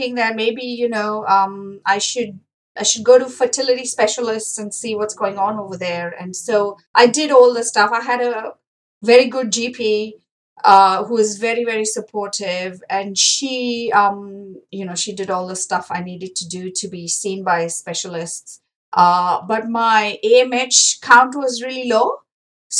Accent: India; moved away as an adult; now in New Zealand; growing up in India

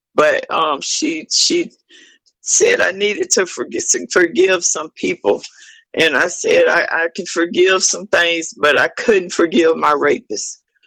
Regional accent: Ocala, Florida, United States; I'm from Ocala, Florida. Um, I was born and raised here. I grew up here in Parkside Gardens Apartments.

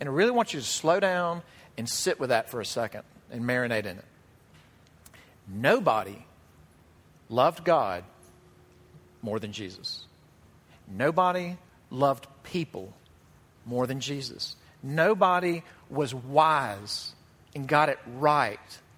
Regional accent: Jackson, Mississippi, United States; moved away; my hometown of Jackson, Mississippi

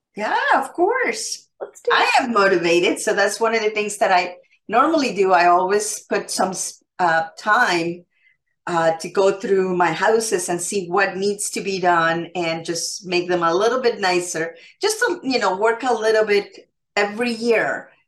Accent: Canada; I am Canadian

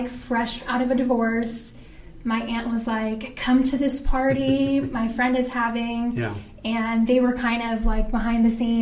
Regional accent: Maui, Hawaii, United States; moved away as an adult; now in Las Vegas, United States; I grew up in Maui, born and raised there. I was in Maui for about 20 years. So I moved to Vegas when I was 20.

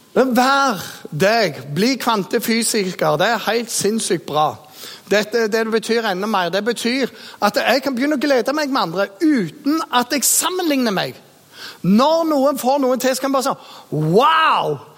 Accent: Jæren, Rogaland, Norway; also born or lived in Bergen; født i Bergen og vokst opp eh, på Jæren

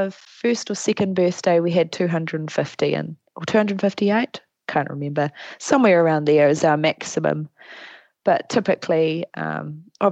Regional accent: Whanganui, Manawatū-Whanganui, New Zealand; moved away as an adult; now in Palmerston North, New Zealand; I grew up in Whanganui.

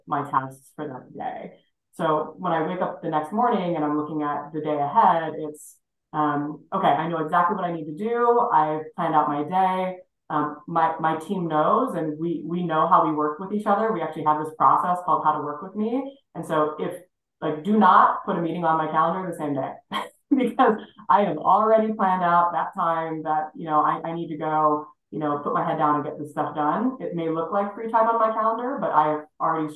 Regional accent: Hawaii, United States; moved away as an adult; now in Minneapolis, United States; Born and raised in Hawaii

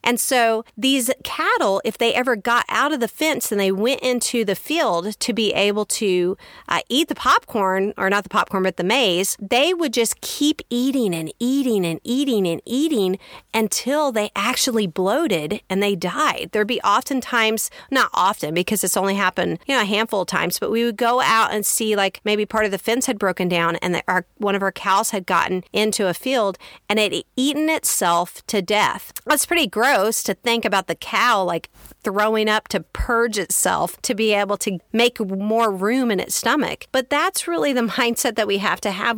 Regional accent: Kansas, United States; also born or lived in Texas; I grew up on a farm in Kansas. I grew up in Texas and then we moved to a farm

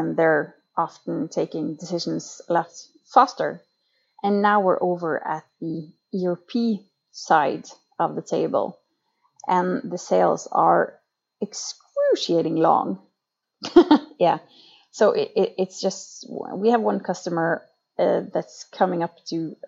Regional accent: Lofoten, Nordland, Norway; now in Oslo, Norway; I come from the far north part of Norway in Lofoten, which is the most beautiful place in the world. But right now I live in Oslo, the capital of Norway

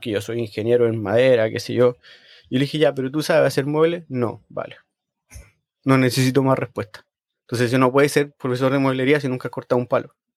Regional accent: Chile; now in Sweden; cuando yo crecí en Chile

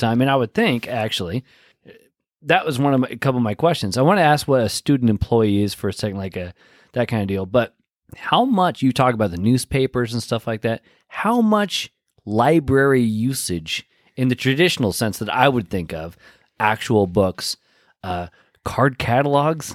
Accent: Pacific Northwest, United States; moved away

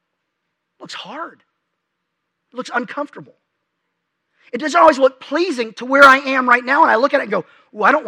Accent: Dallas, Texas, United States; moved away as an adult; also born or lived in Lubbock, Texas; My parents have lived in the same house since I was 3

